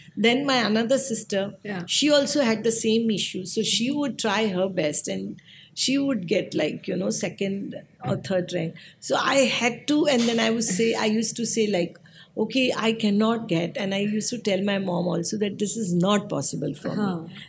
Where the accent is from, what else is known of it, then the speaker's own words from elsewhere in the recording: Mumbai, Maharashtra, India; moved away as an adult; now in Mhaswad, India; I was born and raised in Mumbai. Mm-hmm. And I was raised in the Mumbai in a very vibrant area that is called Nal Bazaar.